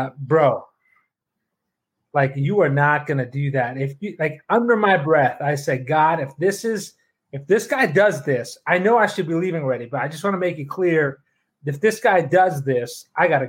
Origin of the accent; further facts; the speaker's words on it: Toronto, Ontario, Canada; moved away; I flew up to Toronto, my hometown